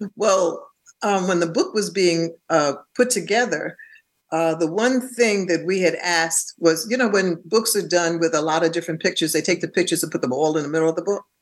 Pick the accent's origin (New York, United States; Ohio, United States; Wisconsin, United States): New York, United States; New York City; also born or lived in Bronx; I was born in Harlem Hospital, and uh, and my parents stayed in Harlem up until I was about eleven or 12 mm-hmm. Then they purchased a home in the Bronx